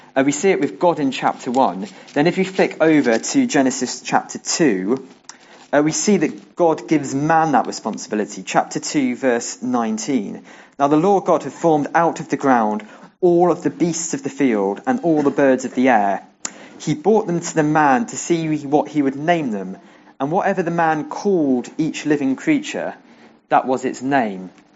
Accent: near Aylesbury, Buckinghamshire, South East England, United Kingdom; also born or lived in Bristol; Then, as a family, we moved to near Aylesbury because my dad got a new job

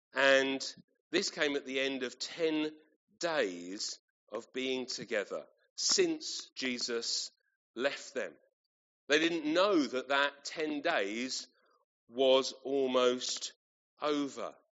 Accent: Kent, South East England, United Kingdom; moved away as an adult; I grew up in Kent. Uh, that's where um, my parents still live, and uh, I lived until uh, university.

